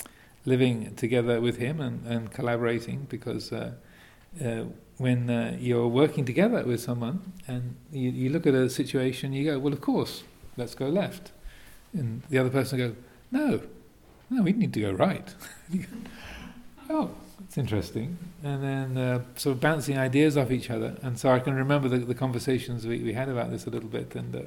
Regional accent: England, United Kingdom; Where, you know, I grew up in England, and the most of those icy sports were developed up in Scotland, which, if, even though it's only a few hundred miles away, is psychologically a long, long way away from southern England.

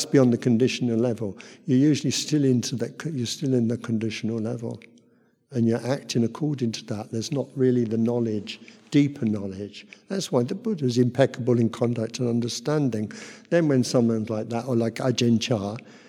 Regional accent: Luton, East of England, United Kingdom; moved away as an adult; also born or lived in Thailand; I'm from Luton

